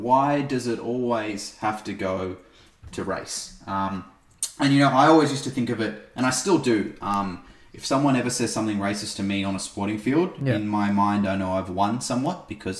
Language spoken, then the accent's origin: English; Australia; as someone who was born here, grown up here